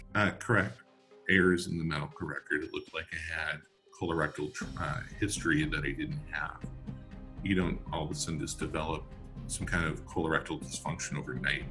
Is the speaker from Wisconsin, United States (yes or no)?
yes; Madison, Wisconsin, United States; I grew up in Madison, Wisconsin